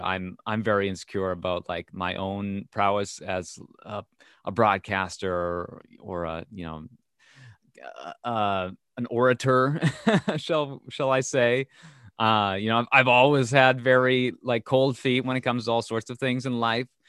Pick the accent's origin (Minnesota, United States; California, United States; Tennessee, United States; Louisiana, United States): Minnesota, United States; I'm from Minnesota, so there's kind of a shared heritage there